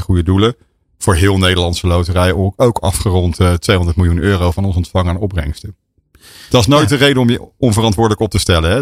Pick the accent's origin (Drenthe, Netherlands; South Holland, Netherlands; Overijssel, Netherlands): South Holland, Netherlands; Rotterdam; ik ben Rotterdammer.